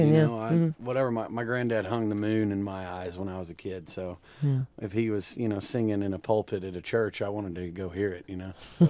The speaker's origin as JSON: {"language": "English", "town": "Tyler", "region": "Texas", "country": "United States", "tie": "born or raised there", "said": "I'm from Tyler, Texas."}